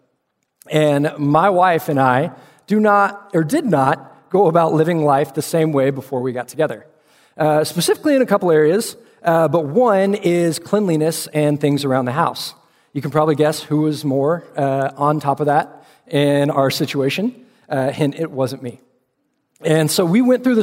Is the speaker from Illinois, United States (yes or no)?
no; Austin, Texas, United States; also born or lived in Fort Worth, Texas; I grew up in Austin, Texas, before seeing the light and making my way up to Fort Worth to go to TCU